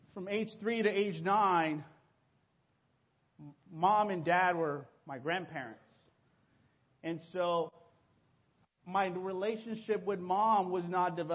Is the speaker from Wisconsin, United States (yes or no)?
no; Hawaiian Gardens, California, United States; first language Spanish; English is a second language; also born or lived in Mexico; I came to this country when I was 9 years old. And so I started school here in fourth grade. I didn't speak any English. And so I grew up just a few blocks away from here, Hawaiian Gardens, HG